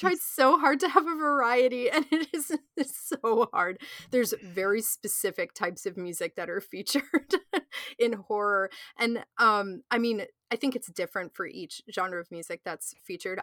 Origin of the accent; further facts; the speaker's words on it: United States; I'm from the United States